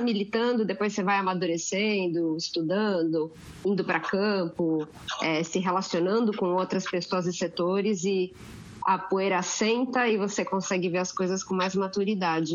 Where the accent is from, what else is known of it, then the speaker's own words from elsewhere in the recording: Santos, São Paulo, Brazil; eu sou de Santos. 013.